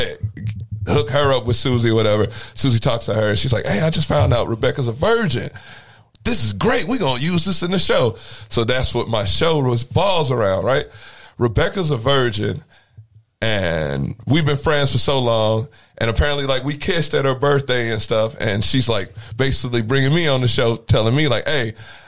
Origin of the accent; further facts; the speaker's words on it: Granite City, Illinois, United States; I'm from Granite City, Illinois originally